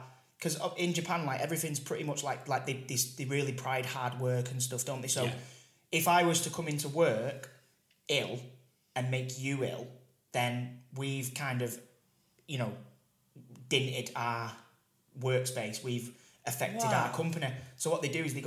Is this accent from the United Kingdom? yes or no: yes; Manchester, North West England, United Kingdom; where I grew up in Wivenshaw